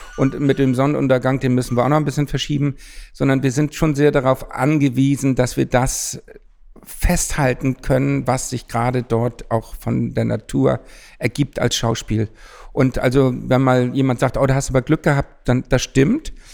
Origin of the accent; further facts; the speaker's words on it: Hamburg, Germany; moved away as an adult; mal wieder nach Hamburg gekommen, in meine Geburtsstadt